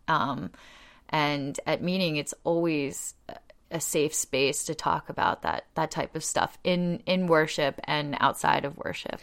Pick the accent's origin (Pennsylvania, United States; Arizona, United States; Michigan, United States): Pennsylvania, United States; Delaware County outside of Philadelphia; moved away as an adult; also born or lived in Australia; now in Lancaster, United States; I grew up in Delaware County outside of Philadelphia, right near Swarthmore College